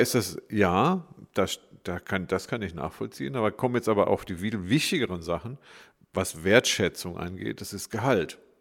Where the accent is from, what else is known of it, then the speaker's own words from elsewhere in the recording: Freiburg, Baden-Württemberg, Germany; Ich bin Diplompsychologe, geboren in Freiburg.